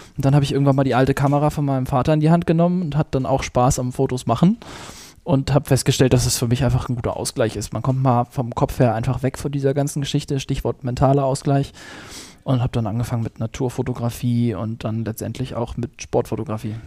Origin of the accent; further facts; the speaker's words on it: Schleswig-Holstein, Germany; moved away; ich komme eigentlich aus Schleswig-Holstein oben. Dort bin ich aufgewachsen